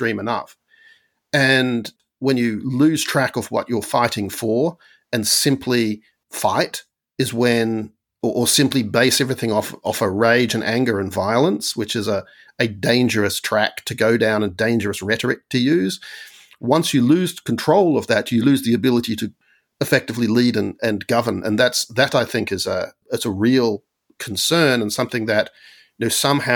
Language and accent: English; Australia; when I was growing up in Australia